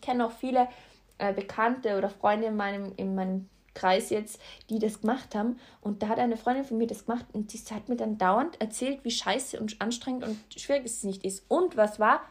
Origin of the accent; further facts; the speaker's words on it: Austria; bei uns in Österreich